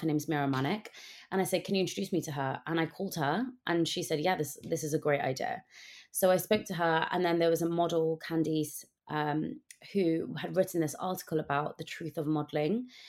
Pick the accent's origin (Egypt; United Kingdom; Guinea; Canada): United Kingdom; growing up as a British South Asian girl in the U K